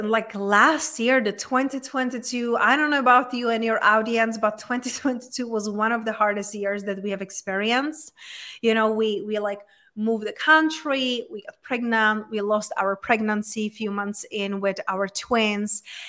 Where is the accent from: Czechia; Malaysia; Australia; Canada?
Czechia; moved away as an adult; also born or lived in London, United Kingdom / Spain; now in United States; So I was raised and born in Czech Republic, in very small town in Czech Republic. But then when I was 20, I just, you know, got on the traveling and I moved to London, I moved to Spain.